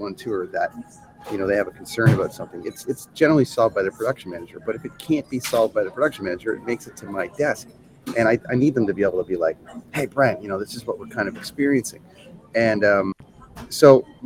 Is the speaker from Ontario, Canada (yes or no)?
yes; Toronto, Ontario, Canada; also born or lived in Vancouver; in Toronto in my hometown